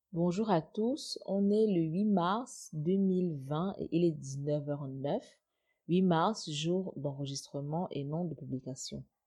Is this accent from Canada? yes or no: no; Cameroon